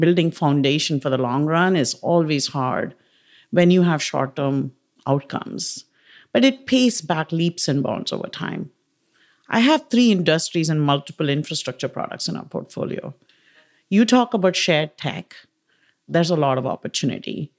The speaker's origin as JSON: {"language": "English", "country": "India", "tie": "born or raised there", "moved": "yes", "said": "As you can tell from maybe my accent and pronunciation, I grew up in India"}